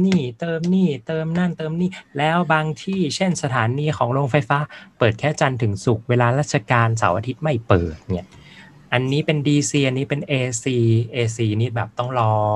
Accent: Mae Hong Son, Thailand

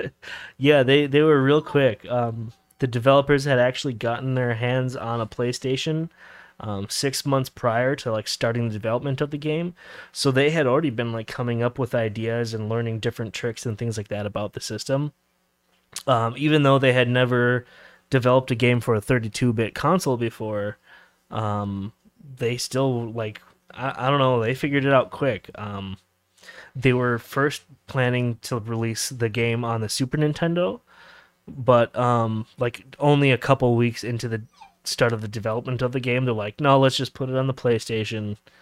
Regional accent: Minnesota, United States; we're from Minnesota originally

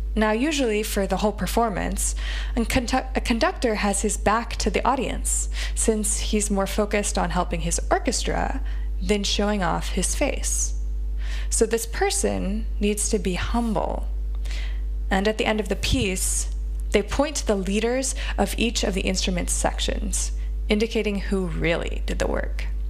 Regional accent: United States; As an American

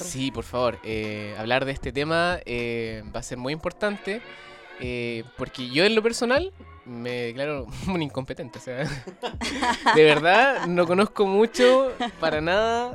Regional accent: Chile; en Chile, nuestro paisito

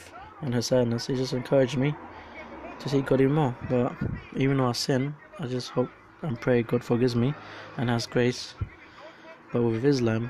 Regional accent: Colombia; I'm from Colombia

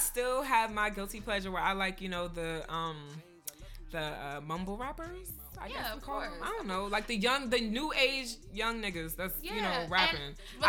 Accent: DMV, United States; the DMV, my hometown.

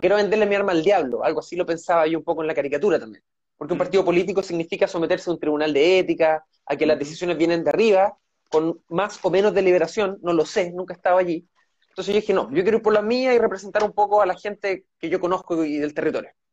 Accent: Santiago, Santiago Metropolitan Region, Chile; moved away as an adult; now in Los Lagos Region, Chile; yo nací en Santiago y estudié en la Universidad de Chile

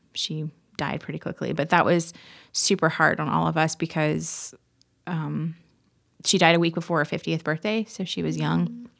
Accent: Marion, Indiana, United States; I grew up in Marion, Indiana. Actually, outside Marion, a little town

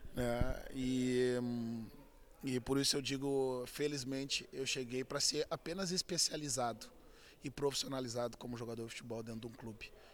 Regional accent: Auxiliadora neighbourhood, Rio Grande do Sul, Brazil; jogando futebol desde menino, né? Desde sempre a gente nasce como brasileiro com uma bola nos pés e tendo como obrigação a escola até o, até o meio-dia, um almoço rápido e depois sair pelas ruas do bairro da Auxiliadora

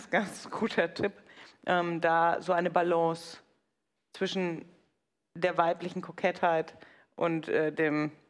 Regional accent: Bavaria, Germany; Sag ich, ja, aber ich bin halt Franke.

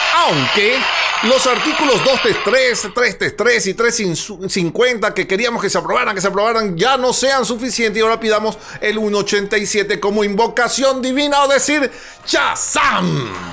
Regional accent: Venezuela; En Venezuela vivimos

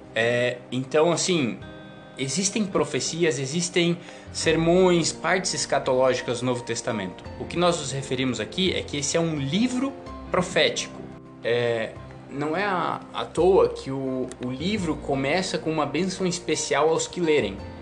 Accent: Santa Catarina, Brazil; also born or lived in Paraná; now in São Paulo, Brazil; eu sou natural do Paraná, criado em Santa Catarina e estou vivendo agora lá em São Paulo.

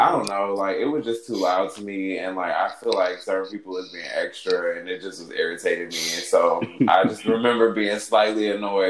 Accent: Los Angeles, California, United States; I'm 26. I'm from Los Angeles, born and raised.

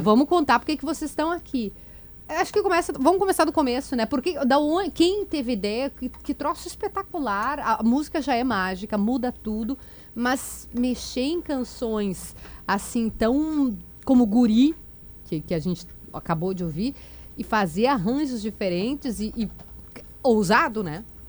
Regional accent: Rio Grande do Sul, Brazil; moved away as an adult; also born or lived in Brasília; Eu morei fora há quatro anos. Quando a gente sai daqui, a gente fica mais gaúcho.

